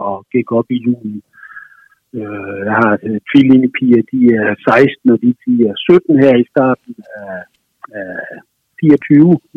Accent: Southern Jutland, Southern Denmark, Denmark; moved away; jeg er jo nede fra Sønderjylland, jeg er jo nede fra sådan det dansk-tyske kulturområde, øh, område ligger jo små 30-35 kilometer fra, øh, fra den tyske grænse, måske 40

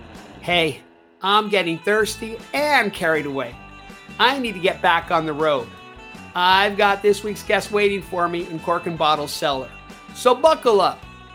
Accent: California, United States; now in London, United Kingdom; I live in London selling damn good California wine across Europe for the Tolado family. And this podcast is about California, my home state, the Golden State

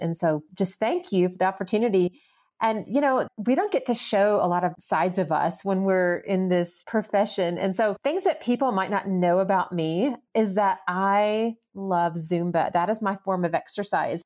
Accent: the South, United States; moved away as an adult; now in Colorado, United States; I was born and raised in the South

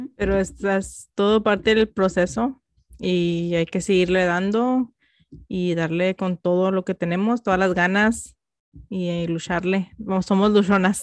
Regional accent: United States; first language Spanish; somos Mexican American, somos mexicanas americanas

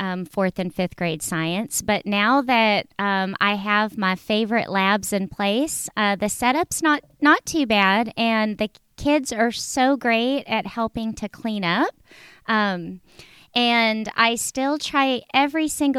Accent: California, United States; moved away; growing up in California, I lived close to the beach

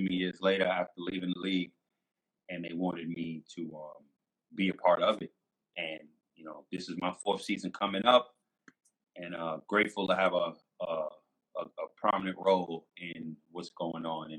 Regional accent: New York City, New York, United States; So I'm from New York City

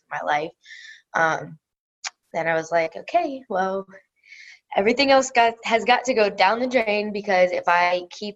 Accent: Pennsylvania, United States; moved away as an adult; also born or lived in Florida; I'm from Pennsylvania

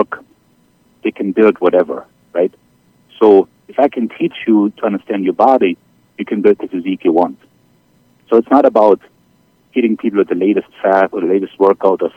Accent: Germany; accent: German; English is a second language; moved away as an adult; now in New York, United States; as you can tell by my accent, I'm originally from Germany. I came here to the States 25 years ago on a swimming scholarship

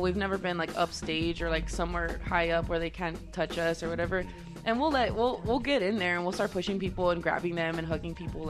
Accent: San Antonio, Texas, United States; moved away as an adult; also born or lived in Las Cruces, New Mexico; now in El Paso, United States; I was from San Antonio, and, you know, it's a city I love and I grew up

